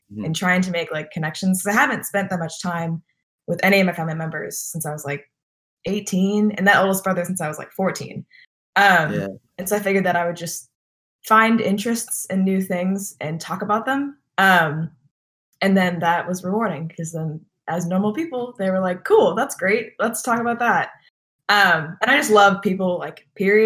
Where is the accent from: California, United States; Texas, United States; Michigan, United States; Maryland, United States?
Texas, United States; I'm from Texas